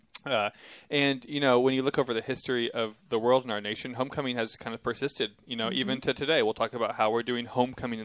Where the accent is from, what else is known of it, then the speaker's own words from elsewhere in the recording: Austin, Texas, United States; I'm from Austin.